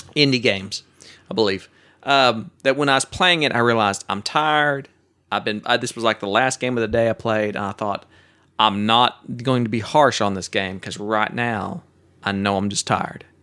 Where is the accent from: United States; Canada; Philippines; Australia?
United States; Oklahoma; now in Texas, United States; I'm from Oklahoma